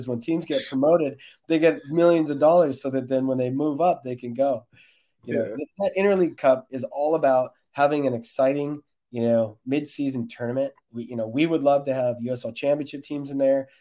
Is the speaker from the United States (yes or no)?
yes; United States; I'm also American